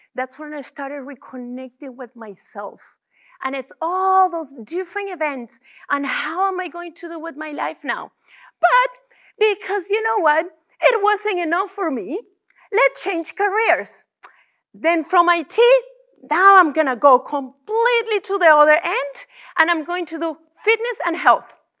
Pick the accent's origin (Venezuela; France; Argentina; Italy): Venezuela; now in Calgary, Canada; I'm from Venezuela, which also includes my culture